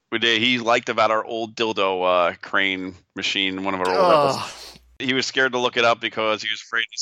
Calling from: St. Louis, Missouri, United States; Hi, I'm from … from St. Louis, been pinball for a couple of years

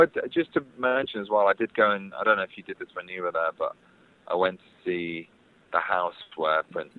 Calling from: London, United Kingdom; I'm in West London.

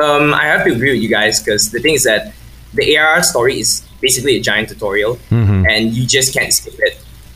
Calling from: Malaysia; I'm calling from Malaysia

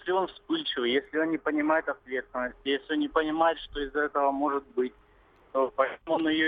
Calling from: Rostov-on-Don, Rostov Oblast, Russia; А, добрый день, Ростов-на-Дону.

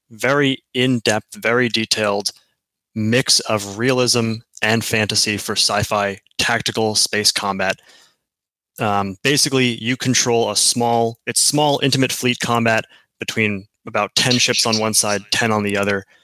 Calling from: Seattle, Washington, United States; I am from Seattle, Washington.

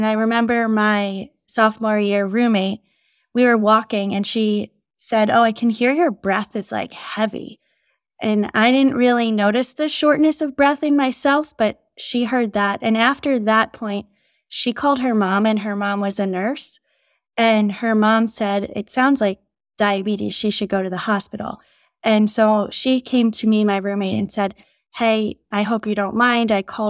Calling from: New York City, New York, United States; From New York City today.

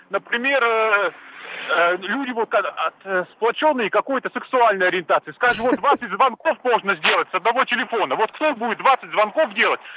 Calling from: Moscow, Russia; я из Москвы звоню

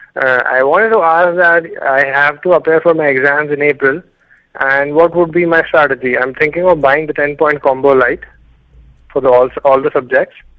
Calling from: India; I'm calling from India.

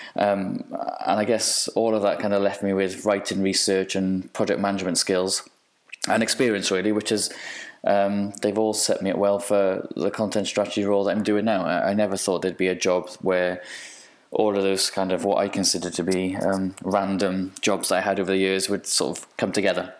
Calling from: Cardiff, Wales, United Kingdom; I'm calling in from Cardiff in Wales.

